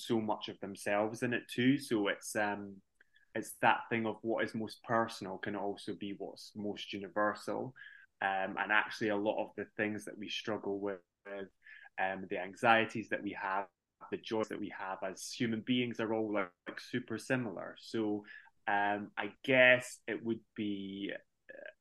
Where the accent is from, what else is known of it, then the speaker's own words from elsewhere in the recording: Stirling, Scotland, United Kingdom; moved away; I'm originally from Stirling